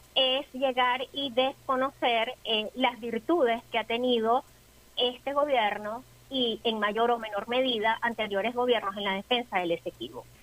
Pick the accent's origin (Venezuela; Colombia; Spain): Venezuela; nosotros como venezolanos debemos conocer y reivindicar siempre